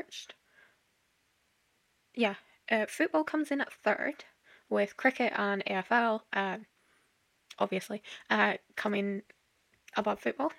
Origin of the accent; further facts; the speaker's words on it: Scotland, United Kingdom; I'm Scottish